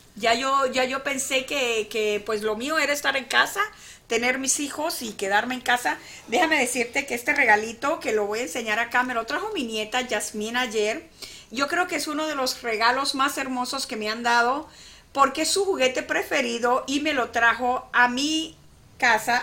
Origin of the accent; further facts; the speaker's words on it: San Luis, Falcón, Venezuela; moved away; yo soy de San Luis, Estado Falcón, Venezuela, un pueblito